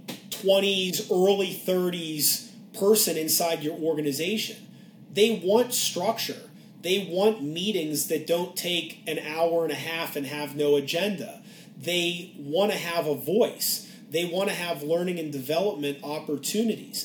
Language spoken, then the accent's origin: English; Pittsburgh, Pennsylvania, United States; moved away; I grew up in Pittsburgh